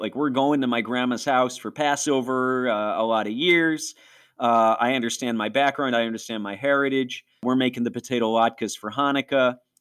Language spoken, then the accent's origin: English; Rochester, New York, United States; accent: Rochesterian; also born or lived in Niagara Falls, New York; We were way over by Niagara Falls, which is apple and snowstorm country